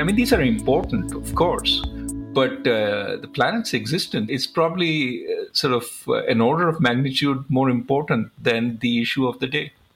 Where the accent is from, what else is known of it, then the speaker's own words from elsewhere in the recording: India; growing up in India, we were often sort of trained to economize